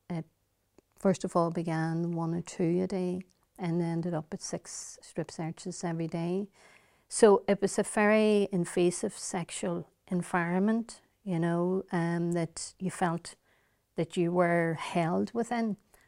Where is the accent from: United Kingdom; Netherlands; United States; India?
United Kingdom; Derry, Northern Ireland; I would describe it as a child of the Battle of the Bogside. I lived in the row of houses, which has now got the iconic wall. You're now entering Free Derry.